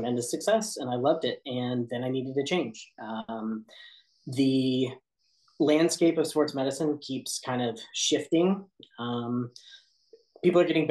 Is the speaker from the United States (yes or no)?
yes; Kansas City, United States; also born or lived in Olathe, Kansas; I'm from Kansas City.